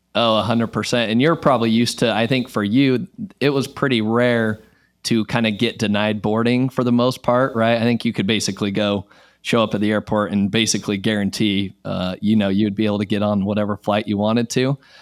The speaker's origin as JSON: {"language": "English", "region": "Utah", "country": "United States", "moved": "as an adult", "lives_now": "Texas, United States", "said": "I am originally from Utah"}